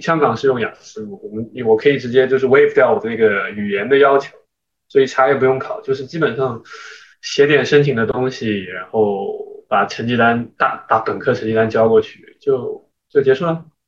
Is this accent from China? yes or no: yes; China; also born or lived in United States / Shanghai; now in Hong Kong; 因为我作为一个中国人